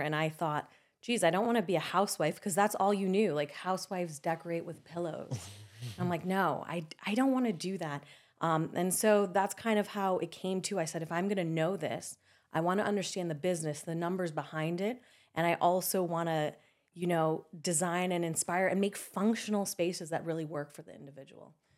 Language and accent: English; Spain; now in United States; I was born in Spain